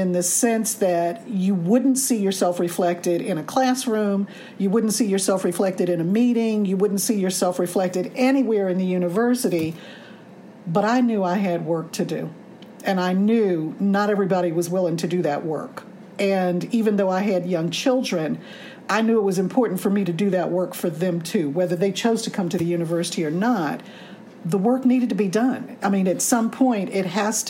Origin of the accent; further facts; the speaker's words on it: Washington, District of Columbia, United States; moved away; I grew up in the North in the sense that I grew up in D.C.